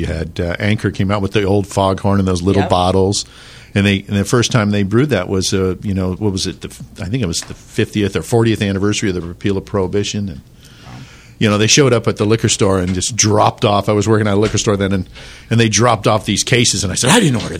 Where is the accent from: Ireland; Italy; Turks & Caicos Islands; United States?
Ireland; I'm Irish.